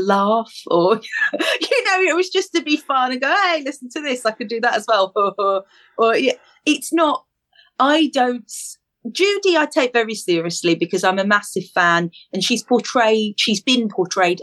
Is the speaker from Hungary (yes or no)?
no; London, United Kingdom; I'm from East London